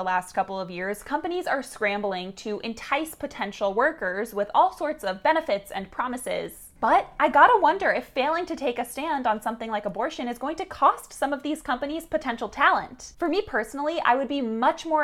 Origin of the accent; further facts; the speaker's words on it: Florida, United States; my home state of Florida